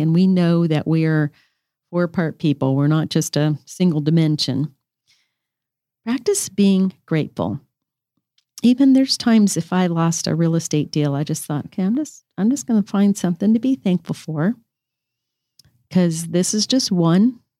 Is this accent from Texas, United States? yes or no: no; Colorado, United States; I was raised in Colorado. I'm from the Rocky Mountain State.